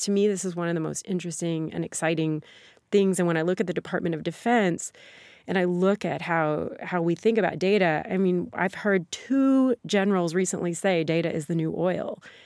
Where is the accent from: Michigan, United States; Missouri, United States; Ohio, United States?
Missouri, United States; Sikeston; born or raised there; moved away